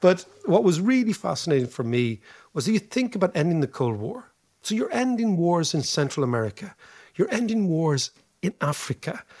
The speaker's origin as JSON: {"language": "English", "country": "Ireland"}